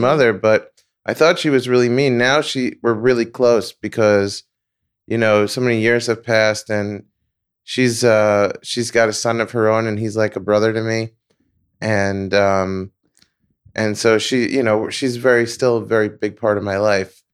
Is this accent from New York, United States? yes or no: yes; New York, United States; moved away; I'm from New York